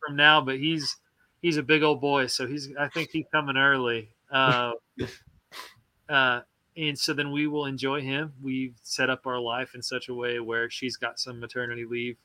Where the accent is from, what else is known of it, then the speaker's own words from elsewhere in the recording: Joplin, Missouri, United States; moved away as an adult; now in Nashville, United States; my hometown was, uh, Joplin